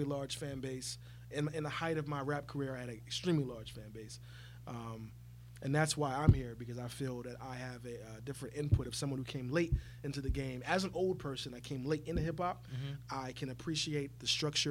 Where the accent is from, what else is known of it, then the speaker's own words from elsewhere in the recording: Virginia, United States; I'm from Virginia